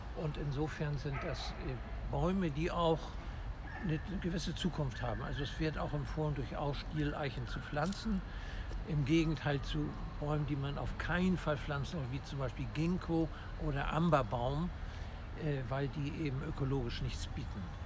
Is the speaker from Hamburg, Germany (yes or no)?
yes; Hamburg, Germany; Ich bin ein echter Hamburger und auch in diesem Stadtteil geboren, wo wir uns gerade befinden, nämlich im Innozenzherpark in Harvestuhude Roter Baum